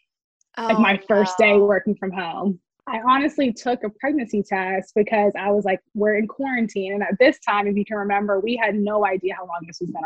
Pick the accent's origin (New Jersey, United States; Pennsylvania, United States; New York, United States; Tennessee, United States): Tennessee, United States; Knoxville; my husband and I are 28 and we're both from Knoxville